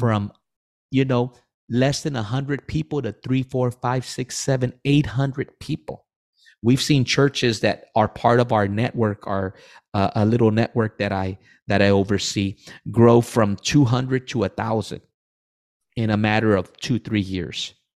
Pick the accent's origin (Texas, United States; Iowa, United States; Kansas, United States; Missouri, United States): Texas, United States; Rio Grande Valley; I'm originally from the Valley.